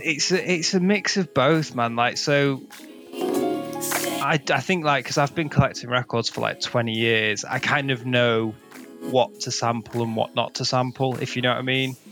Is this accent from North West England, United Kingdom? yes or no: yes; Macclesfield, North West England, United Kingdom; I'm from Macclesfield, which is like right on the hills where um, people used to throw raves